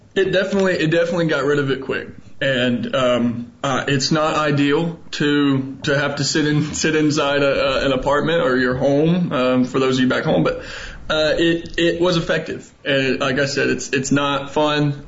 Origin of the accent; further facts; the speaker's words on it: Huntsville, Alabama, United States; moved away as an adult; now in Shanghai, China; I grew up in Huntsville, went to Huntsville High, uh, graduated back in 2011